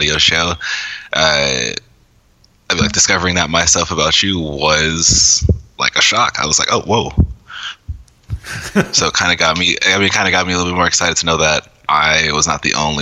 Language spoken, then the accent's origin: English; Los Angeles, California, United States; I'm from California, Los Angeles, California.